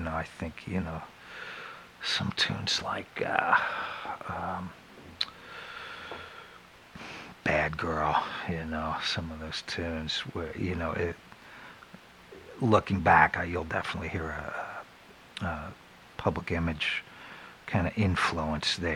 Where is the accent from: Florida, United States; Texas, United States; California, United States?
Florida, United States; moved away; also born or lived in San Diego / San Francisco; I grew up in Florida when it was still like dirt roads